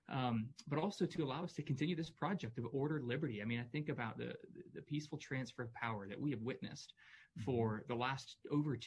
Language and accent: English; United States; also born or lived in Louisville, Kentucky; I'm an American. I'm a patriot